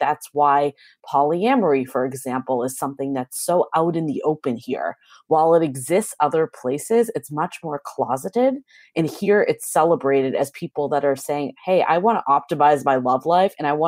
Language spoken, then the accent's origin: English; East Coast, United States; moved away as an adult; now in San Francisco, United States; So I'm originally from the East Coast, so I have that background.